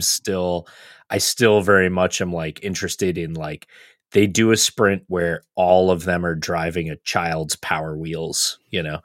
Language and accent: English; United States; as American fans